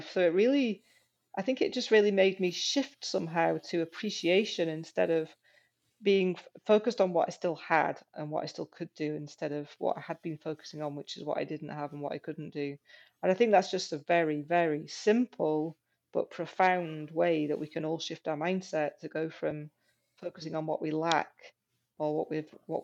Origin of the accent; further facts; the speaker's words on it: Yorkshire and the Humber, United Kingdom; moved away as an adult; also born or lived in Aberdeen, Scotland; I went to one in Yorkshire, where I'd only 6 months ago left and where my family were